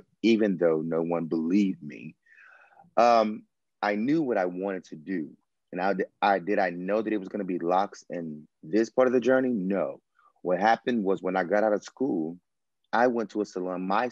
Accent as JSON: {"language": "English", "town": "Houston", "region": "Texas", "country": "United States", "said": "I am from Houston, Texas, and I still reside here."}